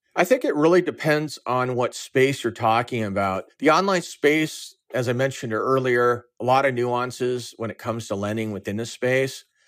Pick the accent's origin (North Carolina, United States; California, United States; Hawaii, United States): California, United States; Orange County; moved away as an adult; also born or lived in San Diego, United States / Chicago, United States; I'm originally from Orange County, California.